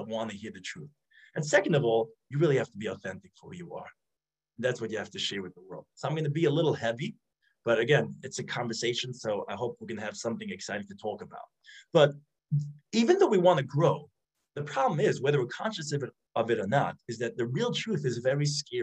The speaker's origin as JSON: {"language": "English", "town": "New York City", "region": "New York", "country": "United States", "tie": "born or raised there", "said": "I grew up in Brooklyn."}